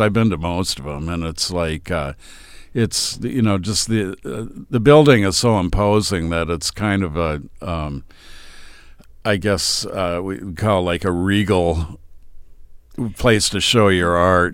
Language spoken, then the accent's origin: English; Austin, Minnesota, United States; I'm from Austin.